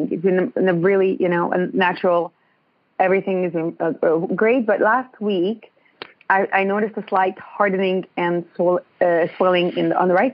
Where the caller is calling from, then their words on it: Ontario, Canada; I'm in Ontario.